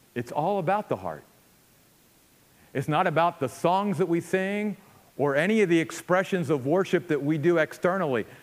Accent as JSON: {"language": "English", "country": "United States", "said": "especially as American Christians"}